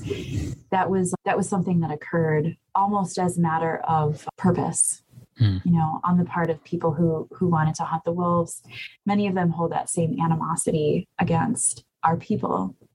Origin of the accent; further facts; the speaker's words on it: Bad River Band of Lake Superior Chippewa, northern Wisconsin, United States; I'm from the Bad River Band of Lake Superior Chippewa.